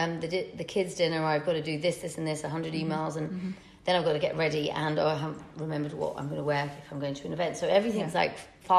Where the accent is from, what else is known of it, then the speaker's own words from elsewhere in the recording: Manchester, North West England, United Kingdom; I'm very common. I'm not, you know, I'm from Manchester. I'm like you guys.